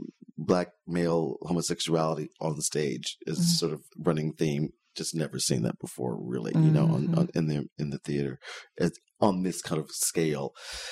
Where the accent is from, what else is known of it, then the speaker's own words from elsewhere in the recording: Houston, Texas, United States; moved away; I'm from Houston, Texas, which is, you know, a 5-hour drive, probably a 6-hour drive from where these plays are imaginatively set.